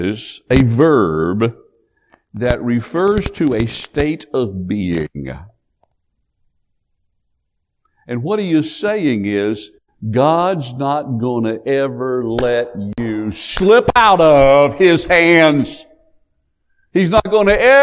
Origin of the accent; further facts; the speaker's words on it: Appalachia, United States; growing up in Appalachia